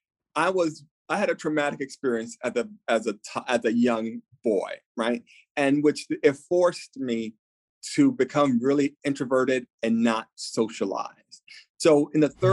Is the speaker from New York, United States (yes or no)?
yes; New York, United States; being Latino, being a New Yorker